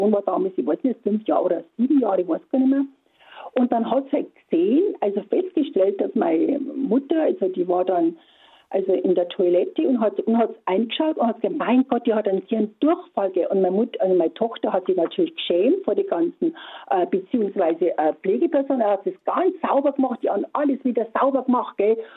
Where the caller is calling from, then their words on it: Hirschhorn, Bavaria, Germany; Ja, guten Morgen. Ich komme aus Hirschhorn, Nähe nee, von Eggenfelden.